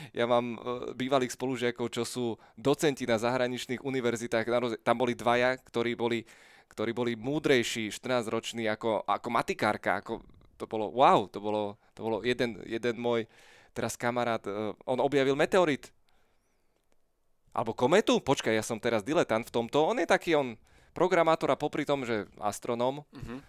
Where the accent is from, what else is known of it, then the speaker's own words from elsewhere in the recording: Bratislava, Bratislava Region, Slovakia; Petržalky, vyrastal som tam, žil som tam pomaly 30 rokov.